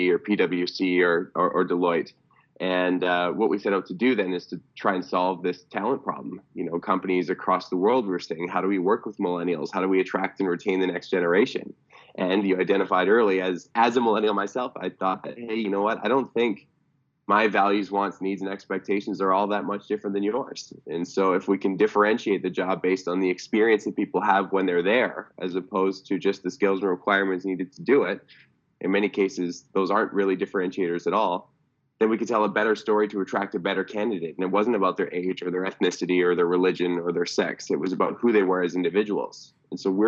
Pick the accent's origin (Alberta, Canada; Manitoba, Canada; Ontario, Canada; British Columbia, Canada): British Columbia, Canada; Cranbrook; now in Vancouver, Canada; I had the privilege of growing up in small town British Columbia, from a town called Cranbrook, BC, about 23,000 person population